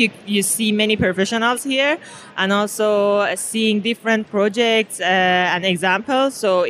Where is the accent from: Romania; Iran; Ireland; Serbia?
Iran; I'm originally from Iran, Persia.